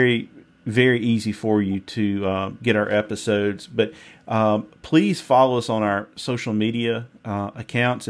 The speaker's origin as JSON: {"language": "English", "region": "Mississippi", "country": "United States", "said": "if you can't tell by my accent, I'm from Mississippi"}